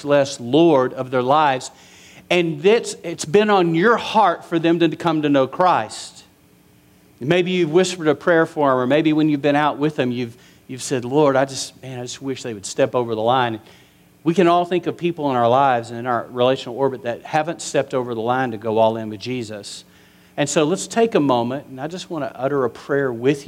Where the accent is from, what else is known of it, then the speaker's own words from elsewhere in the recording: West Texas, United States; growing up in West Texas.